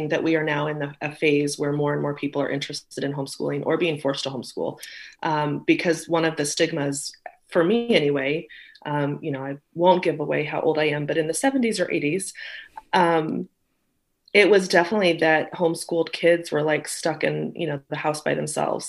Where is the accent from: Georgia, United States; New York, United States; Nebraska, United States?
Nebraska, United States; North Platte; also born or lived in Omaha, Nebraska; We born and raised in North Platte, and then moved to Omaha as I think I was 12-ish or something